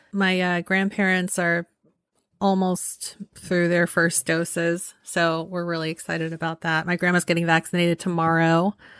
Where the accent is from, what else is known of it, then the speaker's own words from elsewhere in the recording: San Francisco Bay Area, California, United States; growing up in the San Francisco Bay Area, which is very liberal